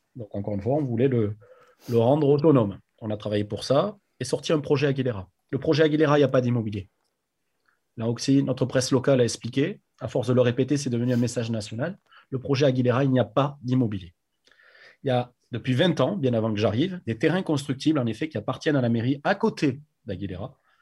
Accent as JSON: {"language": "French", "town": "Agen", "region": "Nouvelle-Aquitaine", "country": "France", "tie": "born or raised there", "also_born_or_lived": "New Zealand / United States / Biarritz", "moved": "as an adult", "said": "je suis né à Agen, j'ai grandi là-bas jusqu'à mes 20 ans"}